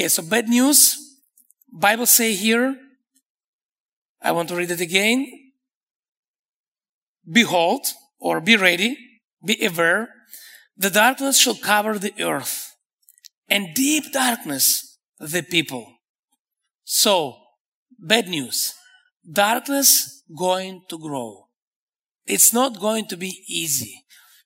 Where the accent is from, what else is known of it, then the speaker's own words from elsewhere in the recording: Israel; English is a second language; me and my wife, we're from Israel, from the Middle East.